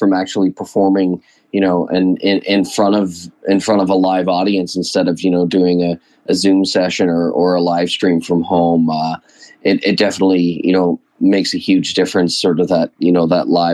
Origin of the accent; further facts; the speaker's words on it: London, Ontario, Canada; As a born and bred Londoner